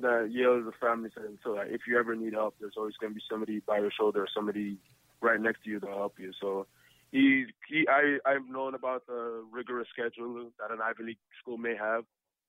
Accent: Canada

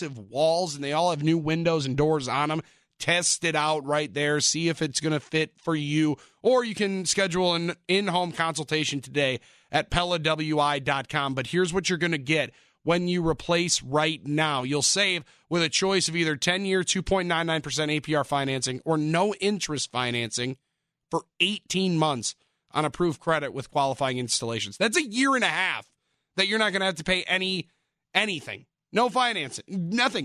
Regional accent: Milwaukee, Wisconsin, United States; my hometown team

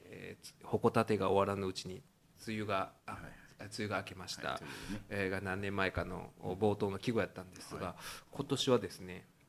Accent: Uji, Kyoto, Japan; 宇治はね、まあ、私の実家なんですけど

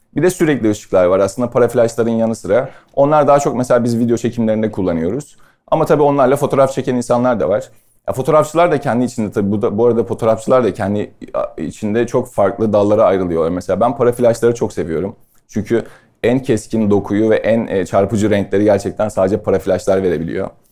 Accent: Istanbul, Turkey; also born or lived in London; ben Sarıyer'de doğdum büyüdüm.

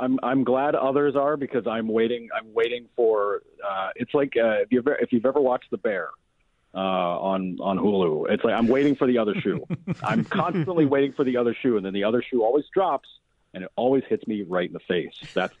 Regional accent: Albany, New York, United States; I grew up around Albany and became a Lions fan, all because of Barry Sanders.

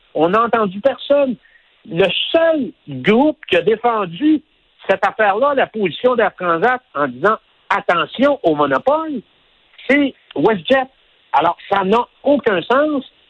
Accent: Abitibi-Témiscamingue, Quebec, Canada; moved away; also born or lived in Montreal; ma région d'origine, qui est l'Abitibi-Témiscamingue

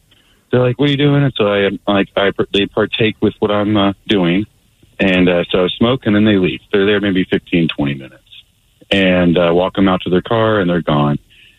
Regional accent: Granite Falls, United States; I'm from Granite Falls, and there ain't no meth heads out here.

